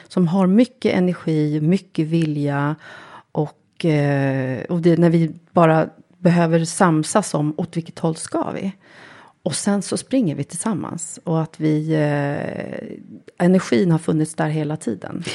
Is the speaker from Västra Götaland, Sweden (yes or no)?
no; Lidingö, Stockholm County, Sweden; jag är uppvuxen eh, egentligen på Lidingö